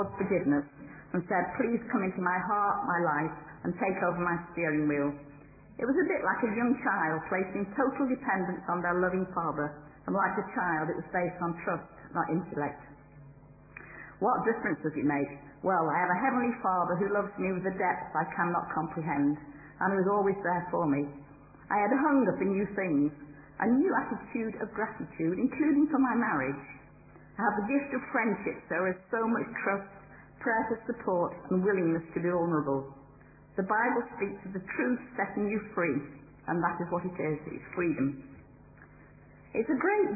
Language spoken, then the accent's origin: English; Derbyshire, East Midlands, United Kingdom; moved away as an adult; I grew up in Derbyshire